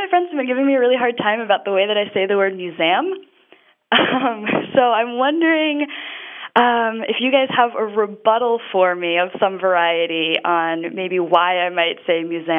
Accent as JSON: {"language": "English", "region": "southeastern Massachusetts", "country": "United States", "moved": "as an adult", "lives_now": "Washington, D.C., United States", "said": "I am originally from a small town in southeastern Massachusetts, and I moved down to D.C. recently"}